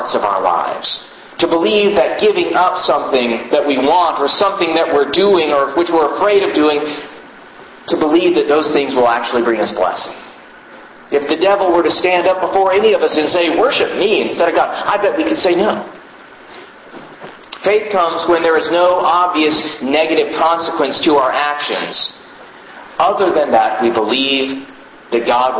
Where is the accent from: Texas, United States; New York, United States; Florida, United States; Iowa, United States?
Texas, United States; Houston; I grew up in Houston